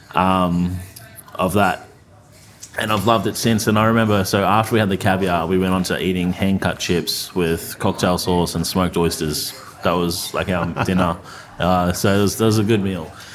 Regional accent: Australia; I'm Australian

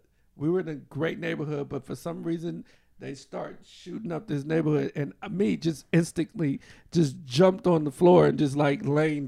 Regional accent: New Orleans, Louisiana, United States; also born or lived in Los Angeles; I grew up in New Orleans

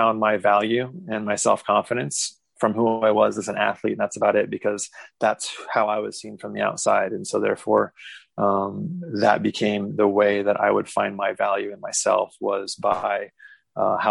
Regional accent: Lincoln, Nebraska, United States; also born or lived in Kansas / Las Cruces, New Mexico / Seattle area; now in Seattle, United States; originally I'm from Lincoln, Nebraska

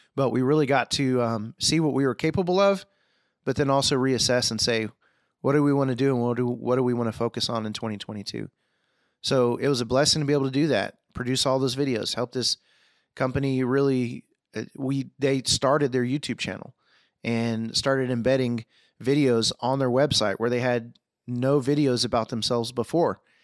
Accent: Houston, Texas, United States; moved away; Texas, Houston, my hometown

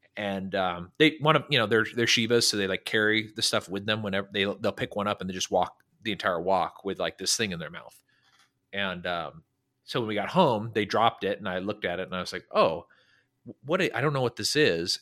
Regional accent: Northern California, United States; now in Dallas-Fort Worth, United States; I grew up in California, Northern California

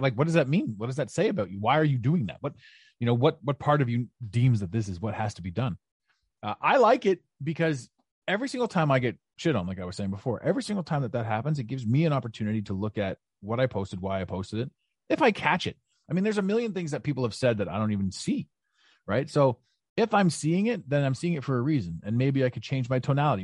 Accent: Ottawa, Ontario, Canada; moved away; Ottawa, your, your, your beautiful hometown, my hometown, uh, although, although I'm not there now

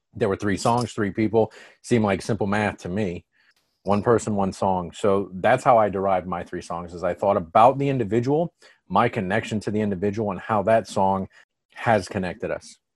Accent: Atlanta, Georgia, United States; we're from Atlanta

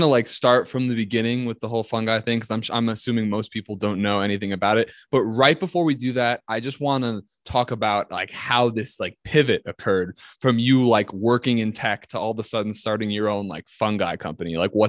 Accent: New Jersey, United States; also born or lived in Manhattan, New York; I'm born in Manhattan, raised in like suburbs of New Jersey. So I would call myself a bit of a hybrid in that sense.

